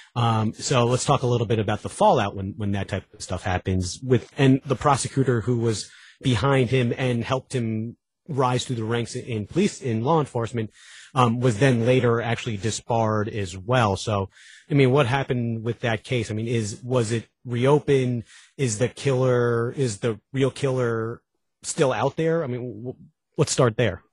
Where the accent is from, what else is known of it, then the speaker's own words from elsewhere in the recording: Long Island, New York, United States; moved away; I'm from Long Island